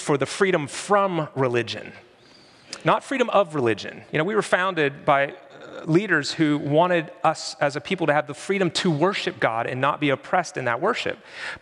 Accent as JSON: {"language": "English", "region": "Pennsylvania", "country": "United States", "said": "I'm from Pennsylvania"}